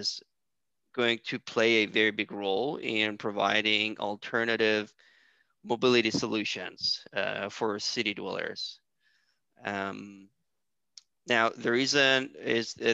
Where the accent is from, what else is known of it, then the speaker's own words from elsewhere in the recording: Iran; my home country, which is Iran